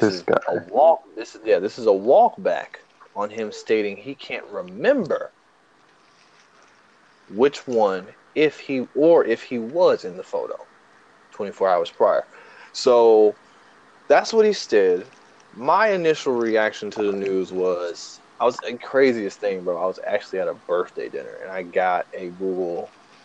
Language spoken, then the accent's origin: English; the South, United States; I'm from the South